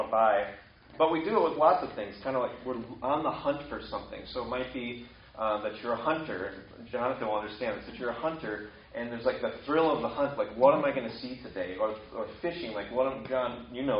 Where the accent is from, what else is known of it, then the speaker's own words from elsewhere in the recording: Wisconsin, United States; I'm from Wisconsin